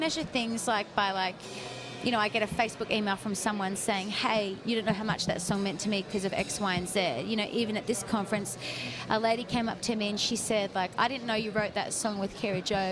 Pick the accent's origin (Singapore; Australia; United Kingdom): Australia; accent: Sydney; Australians don't really have filters